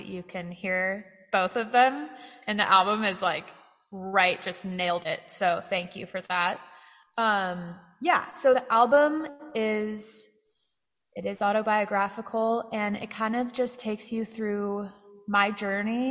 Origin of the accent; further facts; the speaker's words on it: Santa Cruz, California, United States; moved away as an adult; now in Austin, United States; my hometown of Santa Cruz